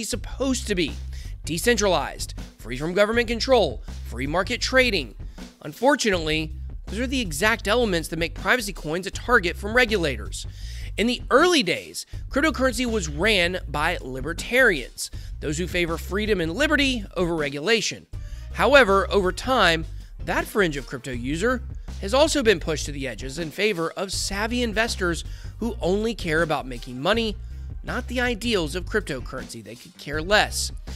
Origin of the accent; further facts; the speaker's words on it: Atlanta, Georgia, United States; I'm from Atlanta